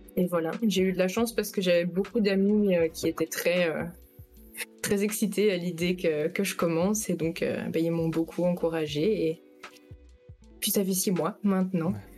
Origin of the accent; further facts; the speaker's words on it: Belgium; j'ai 21 ans, je suis belge